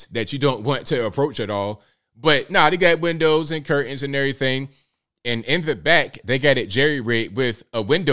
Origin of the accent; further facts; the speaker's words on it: Newport News, Virginia, United States; we came from West Virginia to Virginia in a small mobile home. Parked it right there in the hood in Newport News